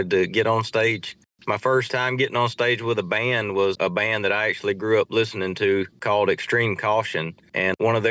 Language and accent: English; Saline, Louisiana, United States; I grew up in a small town in Saline, Louisiana